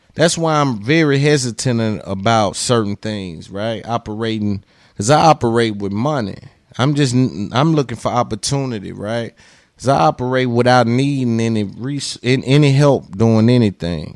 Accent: Nashville, Tennessee, United States; accent: twang; 'cause I'm from Cashville, I'm from Tennessee

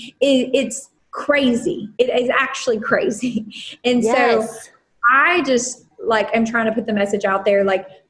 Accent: Puerto Rico; I am Puerto Rican

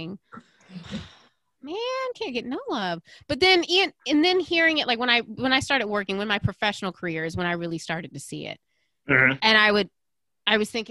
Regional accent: Aiken, South Carolina, United States; I definitely grew up in a bubble in Aiken

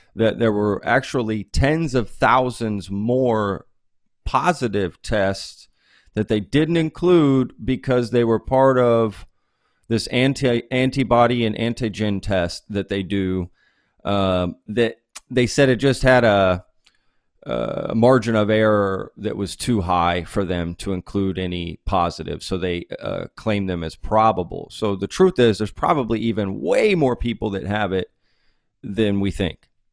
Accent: Dallas, Texas, United States; also born or lived in Fort Worth, Texas; now in Austin, United States; I grew up in Dallas

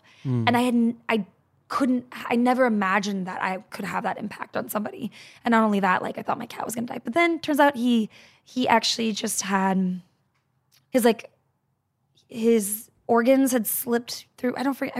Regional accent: Texas, United States; I'm from Texas.

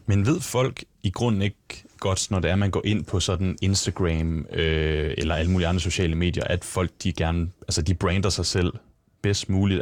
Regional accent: Lemvig, Central Denmark Region, Denmark; moved away; der ligger hjemme i Lemvi, hvor det er, jeg kommer fra

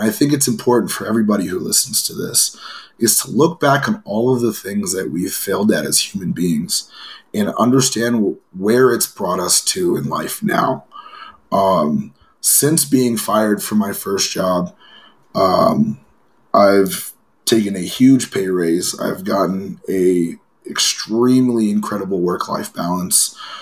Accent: Los Angeles, California, United States; I grew up in Los Angeles

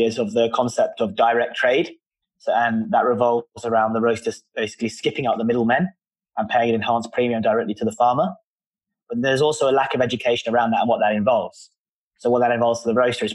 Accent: London, United Kingdom; I'm from London

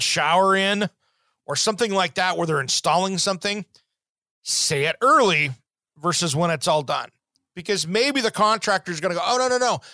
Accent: Tri-Cities, Eastern Washington, United States; growing up in Eastern Washington, the Tri Cities

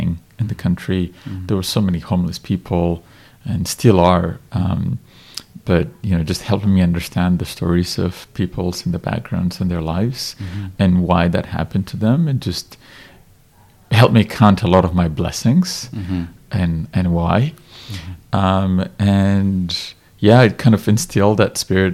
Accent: Ethiopia; first language Amharic; English is a second language; I was born in Ethiopia in the 80s, and it was right at the end of the communist regime in our country that was quite disastrous

